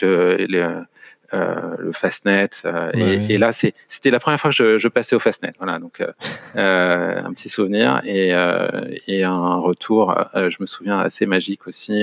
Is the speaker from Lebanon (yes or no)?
no; Paris region, Île-de-France, France; moved away as an adult; now in Luxembourg; J'ai passé toute mon enfance et toute ma, globalement, une grande partie de ma vie en région parisienne